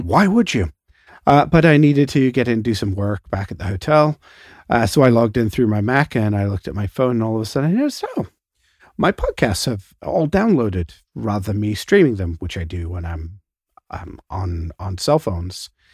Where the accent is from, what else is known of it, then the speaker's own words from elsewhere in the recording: Canada; Canada is, you know, we're, we're, we think we're British, but we also think we're American